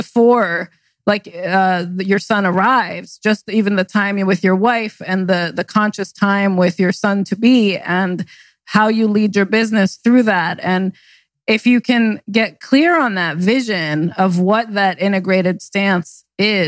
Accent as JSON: {"language": "English", "region": "New York", "country": "United States", "tie": "born or raised there", "also_born_or_lived": "New Jersey / West Coast", "moved": "yes", "said": "I was born in Jersey and raised in New York"}